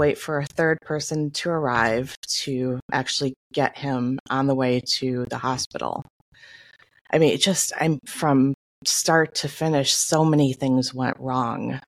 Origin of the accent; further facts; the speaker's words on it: Michigan, United States; moved away; I'm from Michigan